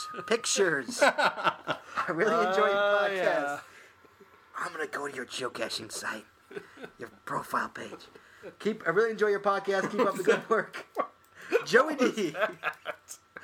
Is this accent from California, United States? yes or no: no; Kankakee, Illinois, United States; born there; now in Huntsville, United States; But I was born in Kankakee, Illinois.